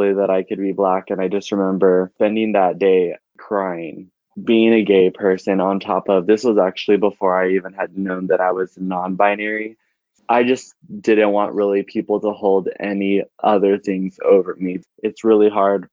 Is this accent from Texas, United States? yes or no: yes; Alpine, Texas, United States; I'm 25 years old and I'm from Alpine, Texas